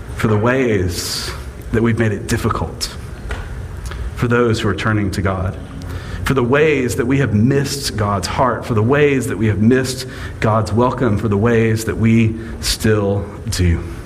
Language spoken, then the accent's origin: English; Mississippi, United States; I was born in Mississippi. My mama's family is from Mississippi. My daddy's family is from Mississippi.